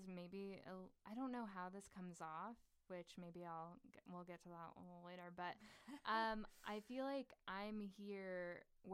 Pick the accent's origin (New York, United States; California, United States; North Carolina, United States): California, United States; Sacramento; also born or lived in Los Angeles; now in Pennsylvania, United States; I grew up in Sacramento